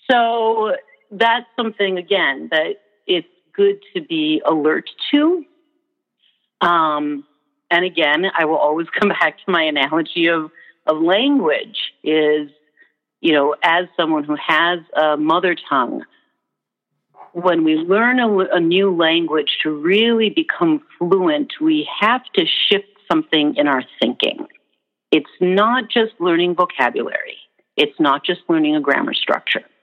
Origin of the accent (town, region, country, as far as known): Minnesota, United States; accent: Minnesotan; also born or lived in New Orleans / United Kingdom